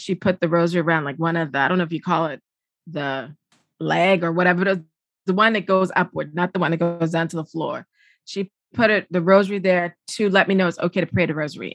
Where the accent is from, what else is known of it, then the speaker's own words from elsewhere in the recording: Charleston, South Carolina, United States; I'm a Southerner from Charleston, South Carolina